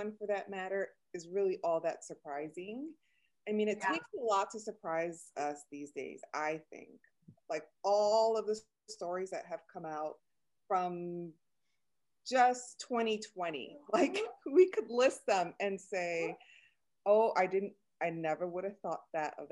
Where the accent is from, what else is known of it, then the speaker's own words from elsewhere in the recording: Chicago, Illinois, United States; accent: Chicago-ish; first language Spanish; English is a second language; moved away as an adult; now in Los Angeles, United States; born and raised in Chicago